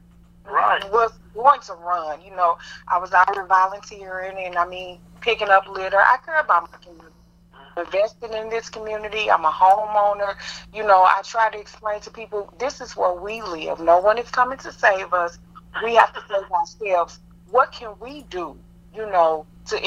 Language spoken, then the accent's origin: English; Ferguson, Missouri, United States; also born or lived in Kinloch, Missouri / Berkeley, Missouri; I was actually born and raised in Kenlock, Berkeley, and Ferguson